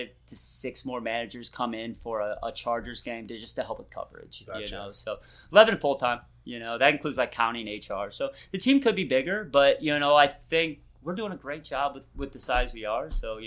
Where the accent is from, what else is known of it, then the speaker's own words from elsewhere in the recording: Ohio, United States; moved away as an adult; also born or lived in Detroit / Denver / Seattle / Chicago; now in Los Angeles, United States; I'm somewhat transient now. I grew up in Ohio, Detroit. Then you go to Denver, then Seattle, Chicago, Boulder, San Diego, then here.